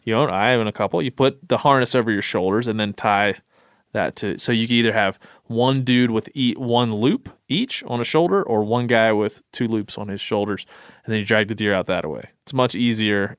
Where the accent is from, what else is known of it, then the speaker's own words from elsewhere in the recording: Maryland, United States; I grew up in Maryland